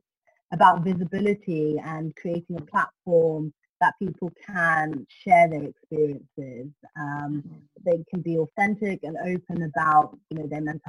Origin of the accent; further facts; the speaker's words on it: Ethiopia; now in United Kingdom; I'm based in the UK and I was born in Ethiopia